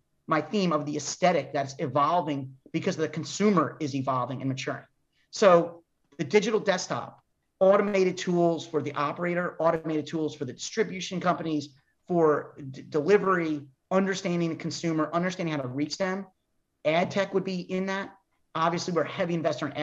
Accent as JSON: {"language": "English", "region": "New York", "country": "United States", "said": "I'm a New Yorker"}